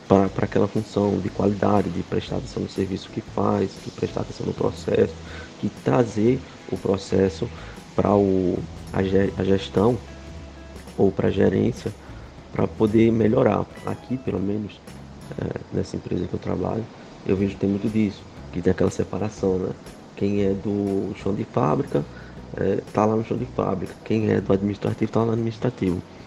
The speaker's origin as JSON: {"language": "Portuguese", "town": "João Pessoa", "region": "Paraíba", "country": "Brazil", "said": "Eu sou de João Pessoa, na Paraíba"}